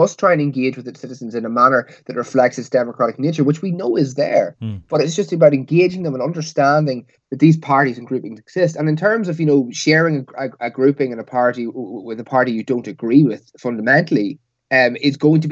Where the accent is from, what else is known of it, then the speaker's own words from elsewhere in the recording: Northern Ireland, United Kingdom; growing up in Northern Ireland